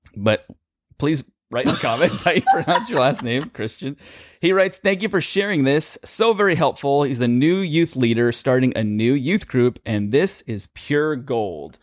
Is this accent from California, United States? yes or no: yes; California, United States; born or raised there